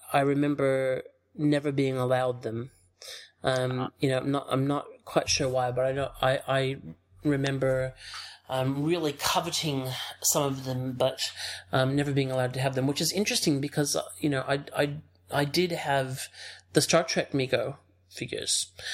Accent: outside of Chicago, Illinois, United States; moved away; also born or lived in Ohio; my family moved to Illinois um, when I was uh, three, which and grew, I grew up outside of Chicago

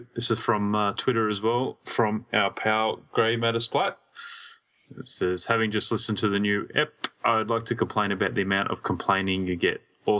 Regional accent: Australia

